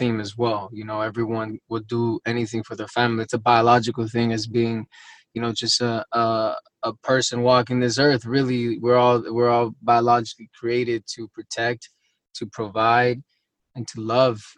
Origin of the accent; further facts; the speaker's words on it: Los Angeles, California, United States; I grew up in West LA.